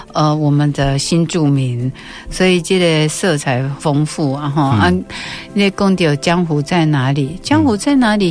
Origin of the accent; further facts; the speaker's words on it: Taiwan; 我是一个台湾出生长大的女孩